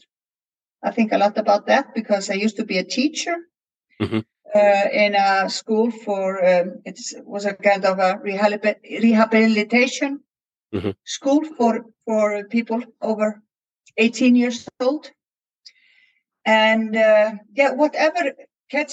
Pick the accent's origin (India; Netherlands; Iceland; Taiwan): Iceland; I come from Iceland